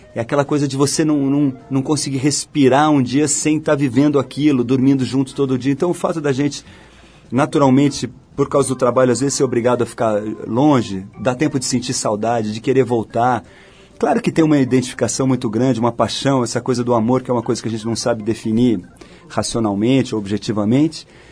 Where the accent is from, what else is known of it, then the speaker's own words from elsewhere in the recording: São Paulo, Brazil; moved away as an adult; now in Rio de Janeiro, Brazil; Eu sou paulista, mas desde que casei com a Malu, moro no Rio